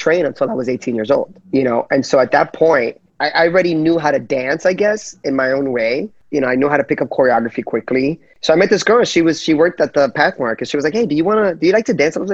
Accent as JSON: {"language": "English", "town": "Union City", "region": "New Jersey", "country": "United States", "tie": "born or raised there", "said": "I was raised in Jersey, in Union City, New Jersey."}